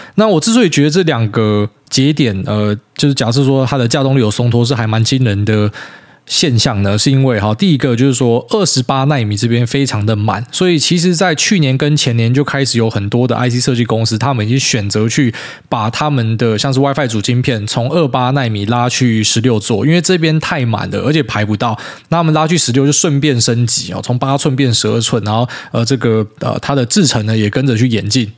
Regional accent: Taiwan; 特别你身为一个台湾人

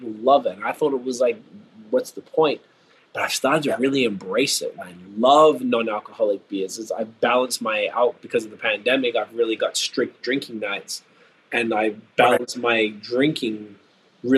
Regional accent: Melbourne, Victoria, Australia; moved away as an adult; now in Ontario, Canada; I'm from the southern part of Australia. I'm from Melbourne.

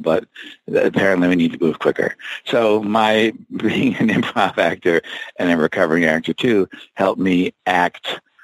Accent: New Jersey, United States; I'm from Jersey.

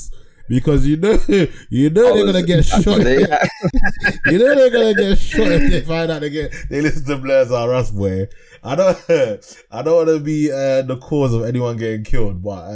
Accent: Ghana; I am a Ghanaian

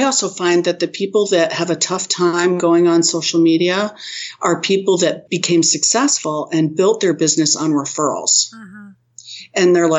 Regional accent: New England, United States; I'm from New England and the Bruins just lost it.

